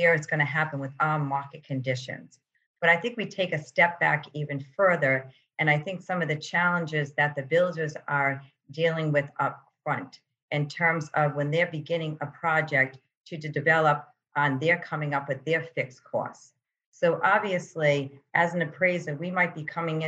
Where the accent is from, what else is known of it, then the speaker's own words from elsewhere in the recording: Providence, Rhode Island, United States; I grew up here in Providence.